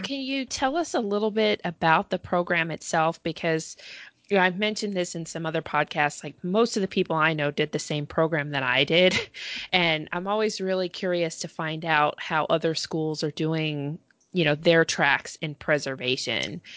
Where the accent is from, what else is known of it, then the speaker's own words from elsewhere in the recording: Georgia, United States; I'm I'm actually from Georgia